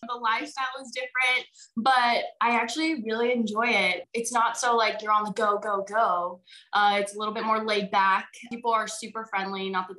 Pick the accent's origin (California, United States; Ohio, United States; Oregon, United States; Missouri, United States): California, United States; Brentwood; Well, I grew up in Brentwood, California, which is about, I would say, maybe an hour and 15 outside of San Francisco. So in that East Bay area. My parents were born and raised in Hawaii. My mom's family is actually from the Big Island of Hawaii. And like you said, we do have Hawaiian blood.